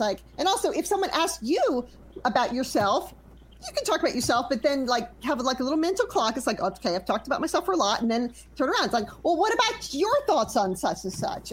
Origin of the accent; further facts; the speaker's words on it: Louisiana, United States; I'm from Louisiana